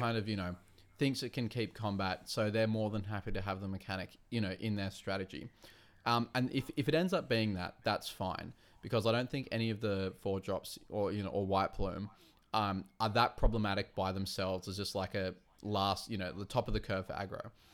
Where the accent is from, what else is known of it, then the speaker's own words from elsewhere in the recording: Wollongong, New South Wales, Australia; I come from Wollongong